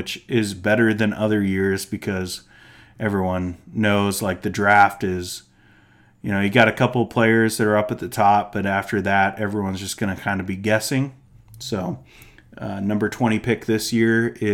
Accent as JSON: {"language": "English", "town": "Seattle", "region": "Washington", "country": "United States", "tie": "born or raised there", "also_born_or_lived": "California", "said": "I was born in California, and so Lakers were my first team, and then we moved to Seattle as, like, kids, and so we grew up on the Sonics"}